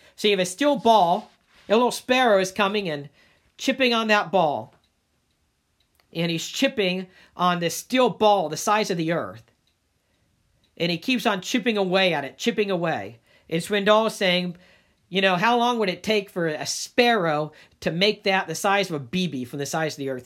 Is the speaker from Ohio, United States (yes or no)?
yes; Dayton, Ohio, United States; moved away as an adult; also born or lived in Cincinnati; now in Northeast Ohio, United States; I moved from Cincinnati, though I'm originally from Dayton.